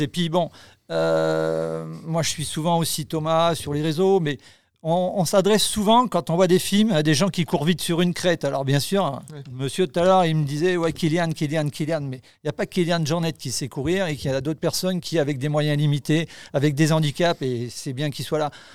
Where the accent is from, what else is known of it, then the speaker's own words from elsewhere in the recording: Lozère, Occitania, France; je suis de la Lozère